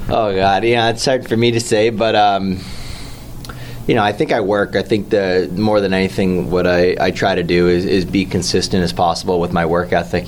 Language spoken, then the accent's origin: English; Toronto, Ontario, Canada; growing up in Toronto, like uh, we're all Leaf fans growing up